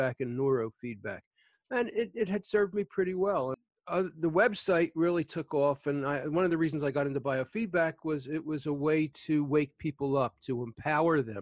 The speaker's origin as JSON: {"language": "English", "town": "Philadelphia", "region": "Pennsylvania", "country": "United States", "tie": "born or raised there", "said": "I grew up in Philly. I'm in the Philly suburbs now"}